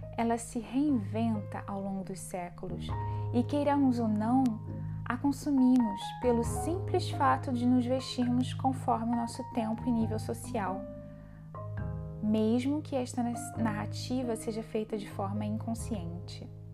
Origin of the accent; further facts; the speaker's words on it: Brazil; moved away as an adult; now in France; o Brasil, país onde nasci